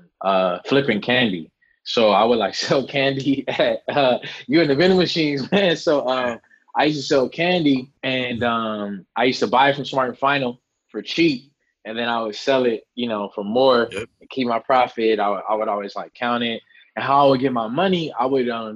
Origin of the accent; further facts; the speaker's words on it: Los Angeles, California, United States; I'm born and raised in Los Angeles. I'm born and raised near Pico and Fairfax in a neighborhood called Faircrest Heights